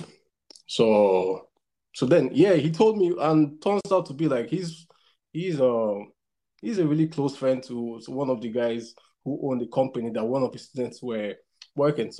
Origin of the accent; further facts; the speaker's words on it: Nigeria; moved away as an adult; now in China; I'm Nigerian